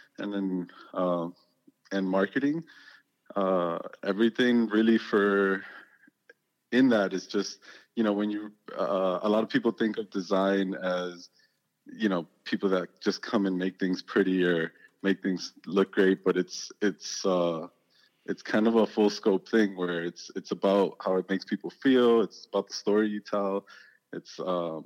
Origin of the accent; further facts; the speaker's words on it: Hialeah, Florida, United States; moved away as an adult; also born or lived in Miami; I came from Hialeah. I grew up there.